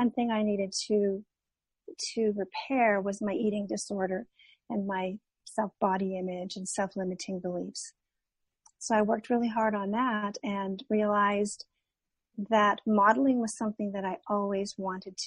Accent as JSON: {"language": "English", "country": "Canada", "moved": "as an adult", "lives_now": "California, United States", "said": "I'm originally from Canada"}